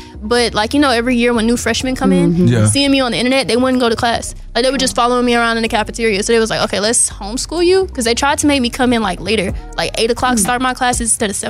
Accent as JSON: {"language": "English", "town": "Atlanta", "region": "Georgia", "country": "United States", "tie": "born or raised there", "said": "I'm from Atlanta. I went to Kip."}